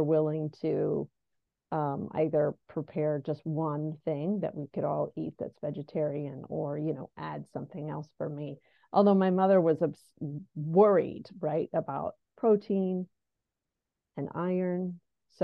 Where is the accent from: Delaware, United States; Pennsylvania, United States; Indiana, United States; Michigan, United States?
Delaware, United States; also born or lived in New York City; I'm essentially from Delaware and have moved back